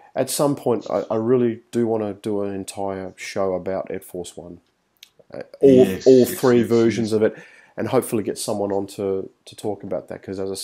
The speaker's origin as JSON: {"language": "English", "town": "Melbourne", "region": "Victoria", "country": "Australia", "said": "I'm from Melbourne"}